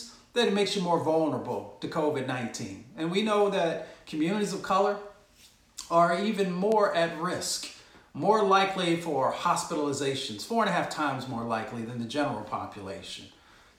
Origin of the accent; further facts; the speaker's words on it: Appalachia, United States; also born or lived in Michigan; I grew up in Appalachia and a little bit in Michigan